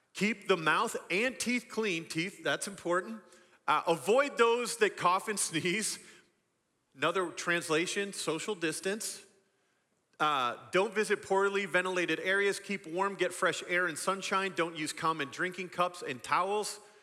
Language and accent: English; West Michigan, United States; I grew up in a, in a pocket of Michigan known as West Michigan, a bunch of small farming communities